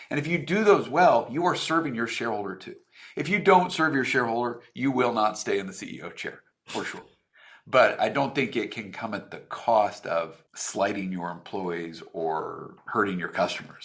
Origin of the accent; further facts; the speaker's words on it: Reno, Nevada, United States; moved away as an adult; also born or lived in Seattle, Washington; I grew up in Reno, Nevada.